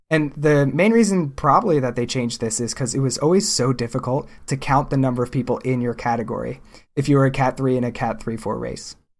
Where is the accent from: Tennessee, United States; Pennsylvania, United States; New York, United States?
Pennsylvania, United States; growing up in Pennsylvania